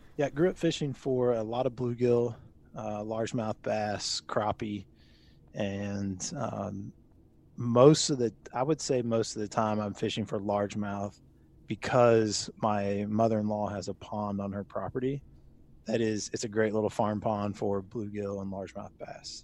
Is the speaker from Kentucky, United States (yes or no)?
yes; Louisville, Kentucky, United States; also born or lived in Lexington, Kentucky; I grew up in Louisville, Kentucky, moved to Lexington for a little bit for college and then work afterwards, and then made my way back here after getting married